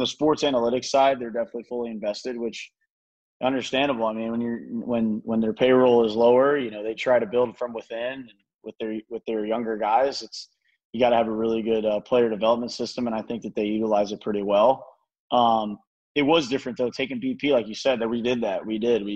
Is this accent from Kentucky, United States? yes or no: no; Tampa, Florida, United States; also born or lived in Hernando County, Florida; I grew up there until I was 12